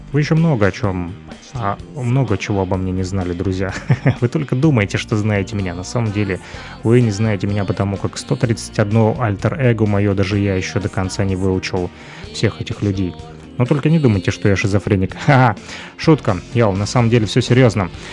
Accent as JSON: {"language": "Russian", "town": "Luhansk", "region": "Luhansk Oblast", "country": "Ukraine", "tie": "born or raised there", "lives_now": "Kirovsk, Ukraine", "said": "родом я из Луганска. Сегодня живу в Кировске"}